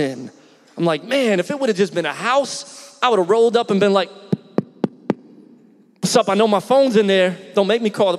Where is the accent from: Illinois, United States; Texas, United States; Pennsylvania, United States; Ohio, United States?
Pennsylvania, United States; Philadelphia; moved away as an adult; now in Tampa, United States; I grew up in Philly originally.